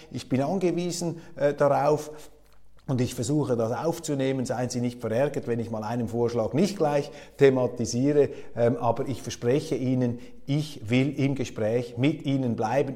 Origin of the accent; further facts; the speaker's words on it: Switzerland; als Schweizer